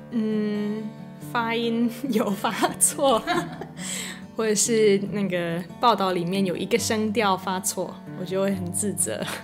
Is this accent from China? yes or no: no; Florida, United States; Chinese is a second language; moved away as an adult; now in Yilan, Taiwan; 我来自佛罗里达州，然后我来台湾四年，搬来宜兰，呃，快三年了